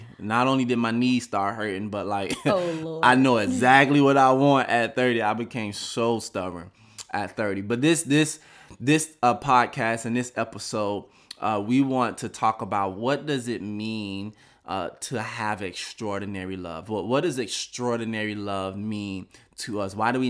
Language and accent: English; Miami, Florida, United States; We're from Miami